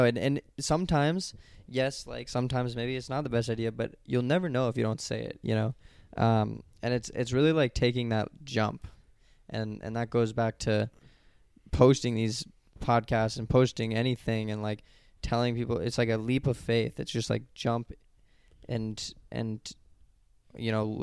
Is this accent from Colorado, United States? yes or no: yes; Colorado, United States; going to school in Colorado, like, my home state